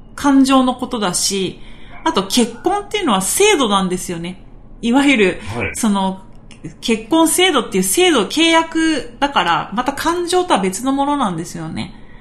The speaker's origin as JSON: {"language": "Japanese", "region": "Okinawa", "country": "Japan", "accent": "Okinawan dialect", "said": "ちょっと沖縄の方言出ちゃいましたけど"}